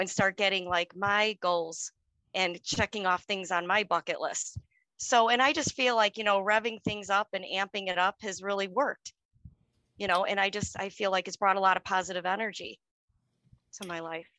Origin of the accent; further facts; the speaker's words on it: Chicago, Illinois, United States; now in suburb of Chicago, United States; I was born and raised on the city, on the Chicago south side